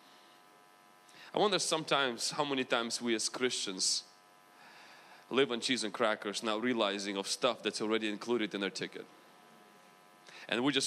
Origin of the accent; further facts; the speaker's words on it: Ukraine; accent: Ukrainian mixed with American; moved away; also born or lived in United States; Do I have a big accent? Okay, I do. I have like Ukrainian mixed with American.